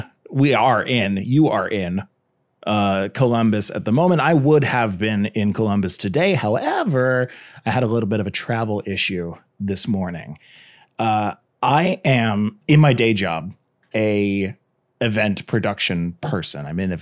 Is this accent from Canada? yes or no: yes; Canada; I'm from Canada.